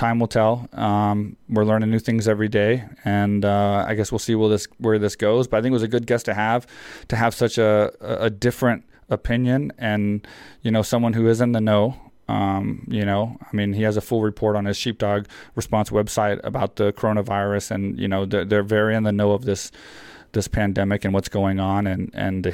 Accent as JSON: {"language": "English", "region": "Texas", "country": "United States", "tie": "born or raised there", "said": "I grew up in Texas where on your like 9th birthday, you get like a 22"}